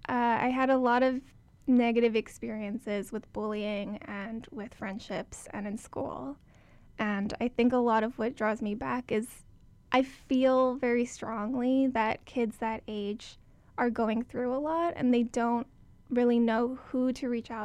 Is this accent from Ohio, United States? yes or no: no; Hawaii, United States; moved away as an adult; growing up in Hawaii